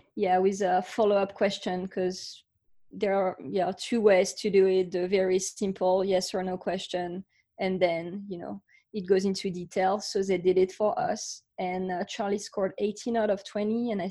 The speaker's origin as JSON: {"language": "English", "country": "France", "tie": "born or raised there", "moved": "yes", "lives_now": "Austin, United States", "said": "I grew up in France. So you can hear my accent"}